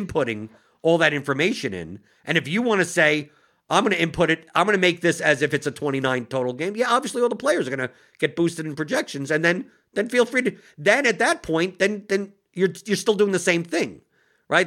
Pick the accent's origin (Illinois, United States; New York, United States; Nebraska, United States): New York, United States; I'm from New York